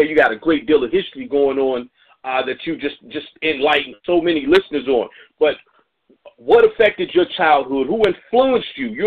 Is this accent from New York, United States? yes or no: no; Indianapolis, Indiana, United States; moved away; also born or lived in Memphis; I'm from Indianapolis